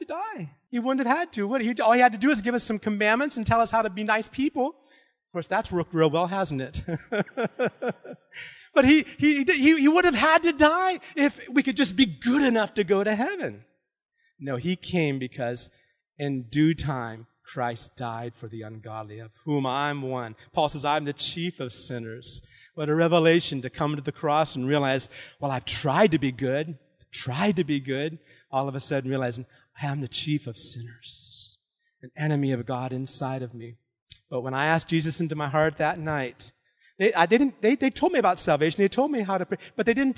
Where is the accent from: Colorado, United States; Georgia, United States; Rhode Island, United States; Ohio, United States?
Ohio, United States; New Philadelphia; moved away; I grew up in New Philly